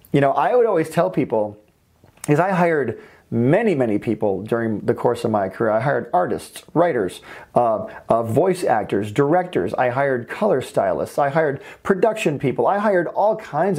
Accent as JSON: {"language": "English", "region": "Michigan", "country": "United States", "also_born_or_lived": "Valencia, California", "moved": "as an adult", "lives_now": "California, United States", "said": "I'm from Michigan"}